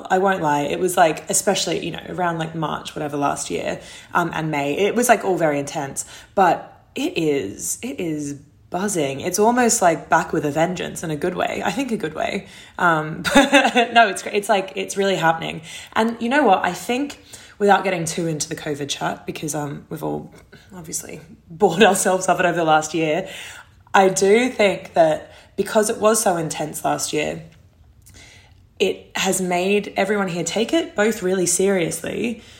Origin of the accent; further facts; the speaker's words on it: Sydney, New South Wales, Australia; moved away as an adult; now in New York, United States; I'm from Australia, obviously. I'm from Sydney